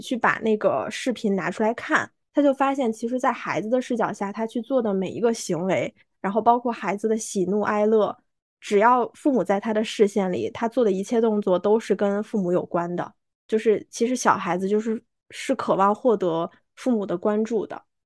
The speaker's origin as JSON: {"language": "Chinese", "country": "China", "said": "我们中国人"}